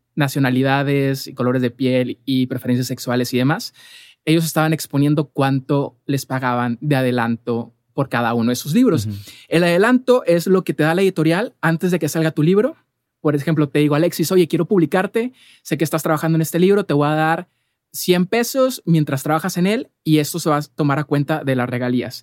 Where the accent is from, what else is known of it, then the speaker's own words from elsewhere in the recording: Monterrey, Nuevo León, Mexico; yo soy de Monterrey